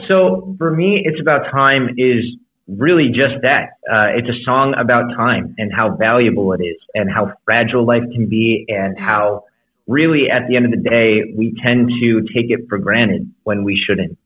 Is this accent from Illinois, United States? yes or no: yes; Chicago, Illinois, United States; now in Los Angeles, United States; I grew up in Chicago. Uh, I live in Los Angeles, but but my heart is still in Chicago sometimes